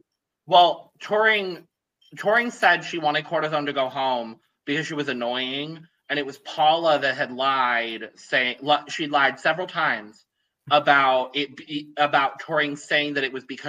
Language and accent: English; United Kingdom; I was about to dox you. I'm British.